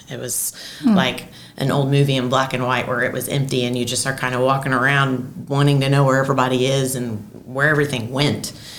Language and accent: English; Murphysboro, Illinois, United States; moved away as an adult; I grew up, born and raised in Murphysboro, and never really went outside the walls of Murphysboro. Didn't drive on an interstate until I was 18 years old.